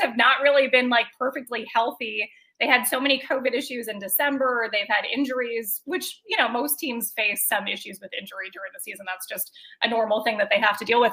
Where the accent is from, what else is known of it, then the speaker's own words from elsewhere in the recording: Minnesota, United States; I did grow up in Minnesota, but neither of my parents are from Minnesota